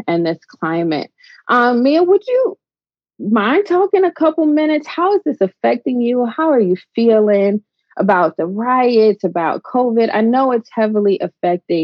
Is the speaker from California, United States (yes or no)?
no; Chicago, Illinois, United States; moved away; also born or lived in Atlanta; I'm from Chicago